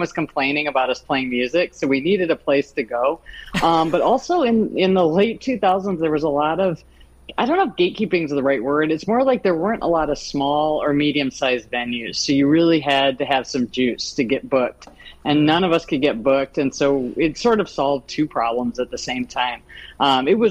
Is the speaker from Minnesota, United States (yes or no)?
yes; Minneapolis, Minnesota, United States; moved away as an adult; also born or lived in Chicago; now in New York, United States; I grew up in Minneapolis in the 80s